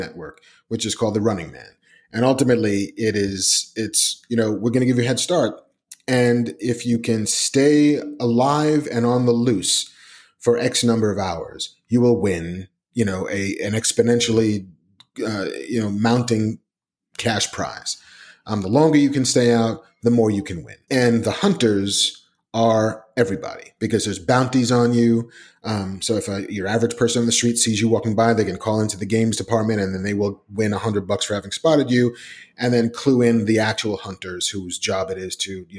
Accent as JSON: {"language": "English", "town": "New York City", "region": "New York", "country": "United States", "tie": "born or raised there", "said": "I grew up in the Bronx"}